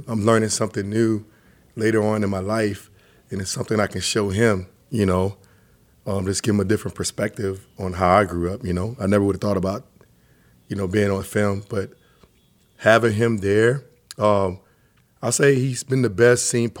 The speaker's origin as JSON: {"language": "English", "town": "Atlanta", "region": "Georgia", "country": "United States", "tie": "born or raised there", "also_born_or_lived": "Germany", "lives_now": "Portland, United States", "said": "no, I grew up primarily in Atlanta, Georgia. Lived there till I was 12."}